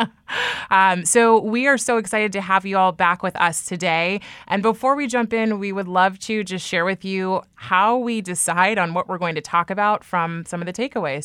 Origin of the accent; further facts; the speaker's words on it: Bay Area, California, United States; moved away as an adult; now in New York, United States; I was raised, born and raised in the Bay Area